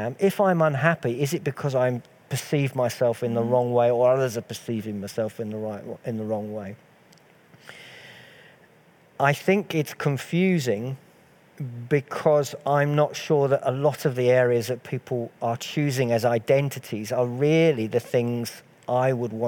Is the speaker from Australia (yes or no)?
no; United Kingdom; I am British. I wouldn't use the word English because I'm of Scottish and slightly Irish heritage, but mostly Scottish.